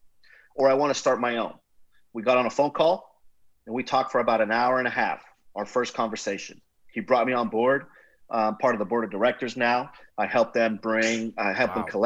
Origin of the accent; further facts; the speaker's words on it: Nicaragua; moved away as an adult; now in Houston, United States; I'm originally from Nicaragua, grew up, went to high school there, played baseball, soccer